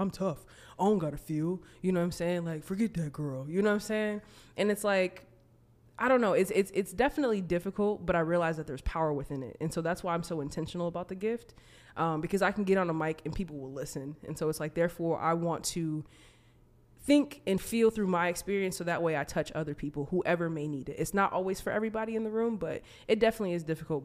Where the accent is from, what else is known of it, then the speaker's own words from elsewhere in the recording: United States; also born or lived in Minnesota; being American